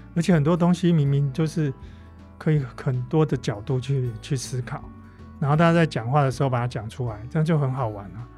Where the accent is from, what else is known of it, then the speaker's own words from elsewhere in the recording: Taiwan; 我们台湾人